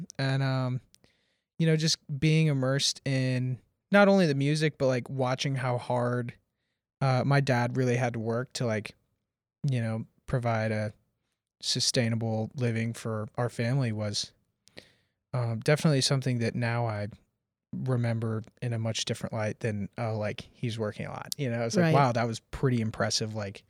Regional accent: Nashville, Tennessee, United States; So I grew up here in Nashville, and my father was like a relatively prominent concert producer, promoter, radio host, drummer, and did like a lot in the community here.

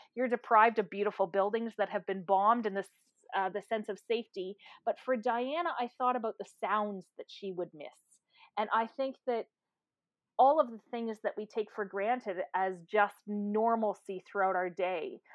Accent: Canada; I am a Canadian

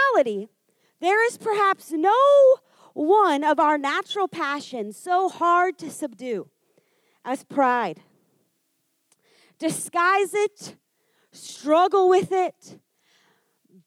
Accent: Kansas, United States; moved away; I grew up in Kansas

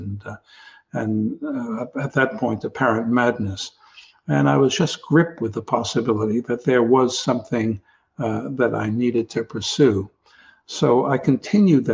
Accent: New York City, New York, United States; Coming from New York and growing up in the Bronx

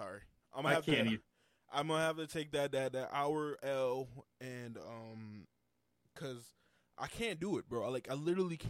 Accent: Texas, United States; Texas. I'm from Texas.

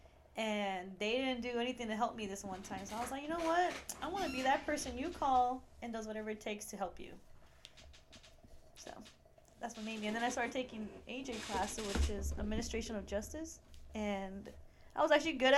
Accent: San Diego, California, United States; moved away; I'm originally from California

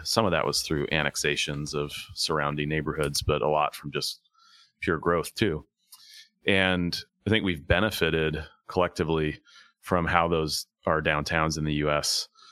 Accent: Tacoma, Washington, United States; also born or lived in Buffalo, New York, United States; I grew up in Tacoma

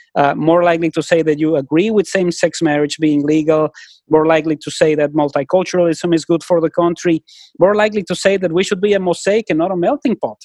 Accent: Mexico; now in Vancouver, Canada; when I was growing up in Mexico

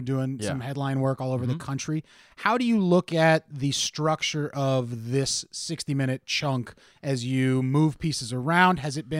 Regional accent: Ohio, United States; now in Pittsburgh, United States; I grew up in Ohio where the Rock and Roll Hall of Fame is.

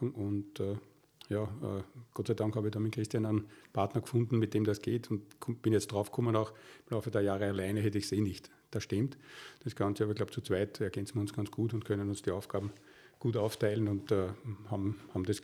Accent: Waldviertel, Lower Austria, Austria; außerdem bin ich auch im Waldviertel aufgewachsen, ein paar Kilometer nördlich von Weitra.

